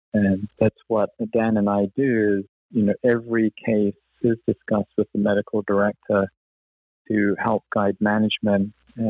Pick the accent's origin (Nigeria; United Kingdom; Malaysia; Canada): United Kingdom; also born or lived in Cleveland; You can't tell from my accent, I was actually born and grew up in the UK.